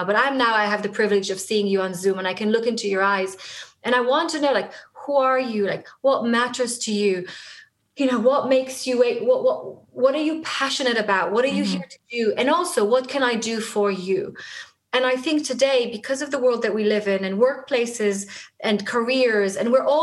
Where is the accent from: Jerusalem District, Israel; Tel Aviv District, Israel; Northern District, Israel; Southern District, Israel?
Tel Aviv District, Israel; Tel Aviv; first language Hebrew; English is a second language; moved away as an adult; now in London, United Kingdom; I'm a native kind of Hebrew speaker. I was born in Israel, in Tel Aviv. Most of my life, I lived in Israel